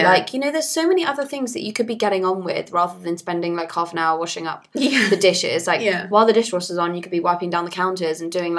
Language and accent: English; Nigeria; now in London, United Kingdom; In my day, growing up in Nigeria, we washed everything by hand. We didn't rely on machines because we didn't have them. And when I moved to London, I lived in a shared house without a dishwasher